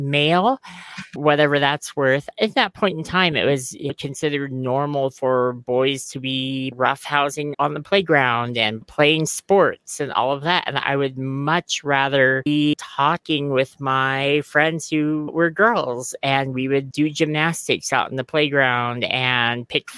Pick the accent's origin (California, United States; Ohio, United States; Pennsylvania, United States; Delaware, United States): California, United States; Southern; I grew up in Southern California